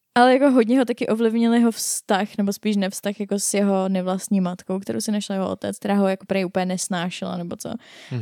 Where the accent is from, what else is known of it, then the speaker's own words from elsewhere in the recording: Czechia; jsme Češi